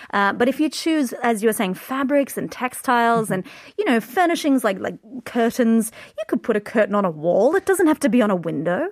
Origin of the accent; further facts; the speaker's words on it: Queensland, Australia; I'm from Queensland